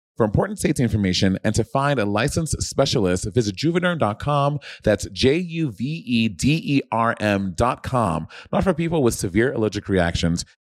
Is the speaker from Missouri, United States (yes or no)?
no; New York City, New York, United States; moved away as an adult; now in Los Angeles, United States; I fucking love being from New York. I fucking love gr-, growing up in New York.